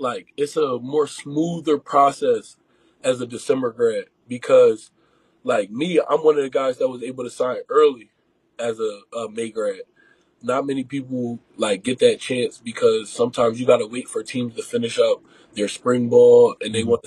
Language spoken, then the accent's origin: English; outside of Philadelphia, Pennsylvania, United States; I grew up right outside of Philly